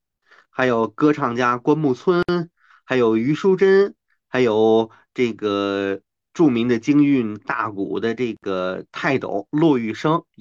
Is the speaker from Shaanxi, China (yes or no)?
no; Tianjin, China; 呃，我们天津人叫他大冯啊，因为他的身高就非常的